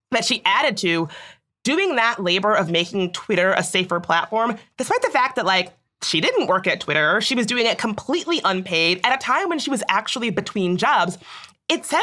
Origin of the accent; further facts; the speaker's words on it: Chicago, Illinois, United States; I'm from Chicago.